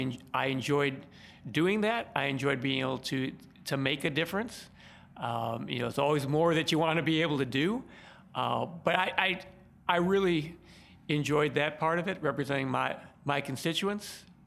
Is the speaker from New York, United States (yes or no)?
no; Chicago, Illinois, United States; Well, I grew up on the southwest side of Chicago, right by Midway Airport.